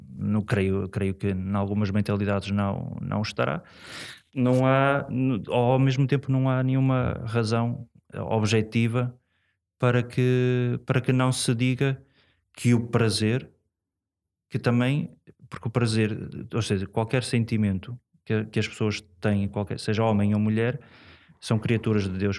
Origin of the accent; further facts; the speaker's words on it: Portugal; sou, sou da cidade, sou daqui, de São Lázaro, portanto, sou aqui mesmo do, do, do centro.